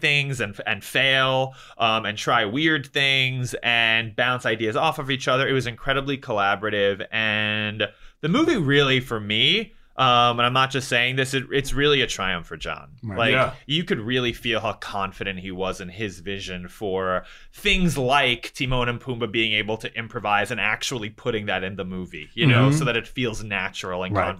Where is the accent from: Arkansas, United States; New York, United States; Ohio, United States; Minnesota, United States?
New York, United States; I grew up in New York.